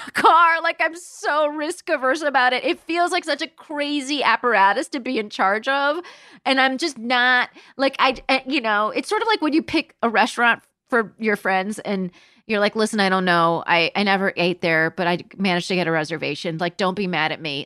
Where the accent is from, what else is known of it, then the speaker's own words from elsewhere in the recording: Palm Springs, California, United States; moved away; also born or lived in London; I grew up in Palm Springs, California